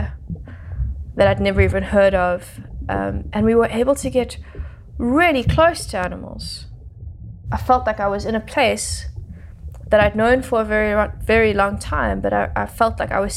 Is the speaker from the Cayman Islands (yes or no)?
no; Johannesburg, Gauteng, South Africa; I grew up in Johannesburg, which is a landlocked, big city, very far away from nature